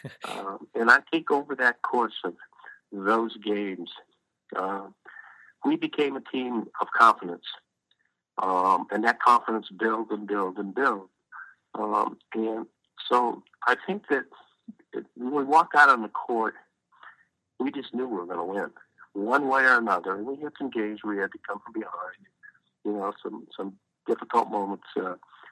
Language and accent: English; Los Angeles, California, United States; grew up in Los Angeles